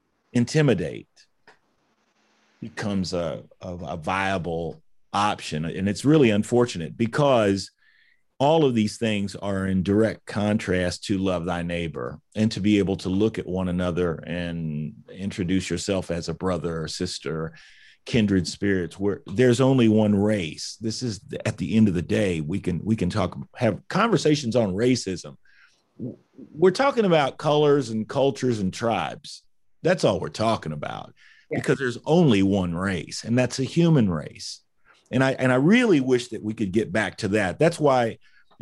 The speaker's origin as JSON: {"language": "English", "country": "United States", "said": "being an American"}